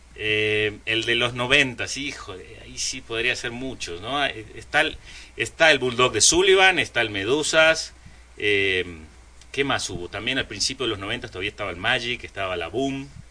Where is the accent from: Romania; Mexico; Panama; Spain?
Mexico; also born or lived in Argentina; yo llegué de Argentina en el 82, tenía 10 años y ahora tengo, bueno, 45, llevo 35 años viviendo acá. Eh, crecí, hice toda mi escuela acá, todos mis amigos son mexicanos